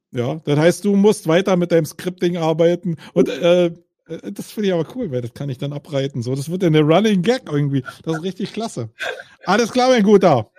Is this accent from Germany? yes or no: yes; Berlin, Germany; ich bin Berliner